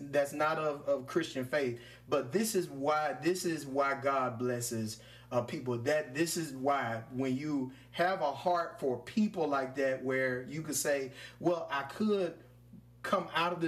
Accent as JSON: {"language": "English", "town": "Louisville", "region": "Mississippi", "country": "United States", "tie": "born or raised there", "said": "the old bakeries I had when I coming up in Louisville, Mississippi. Shout out to my hometown"}